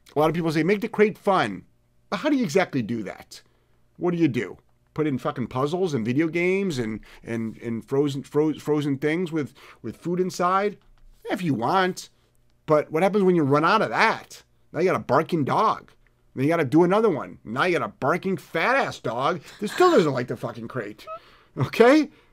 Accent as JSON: {"language": "English", "region": "Ohio", "country": "United States", "moved": "yes", "said": "I'm from Ohio originally"}